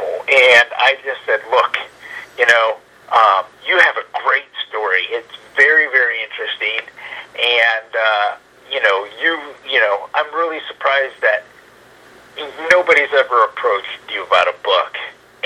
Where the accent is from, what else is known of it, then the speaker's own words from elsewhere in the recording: Dallas, Texas, United States; I grew up in the Dallas Fort Worth area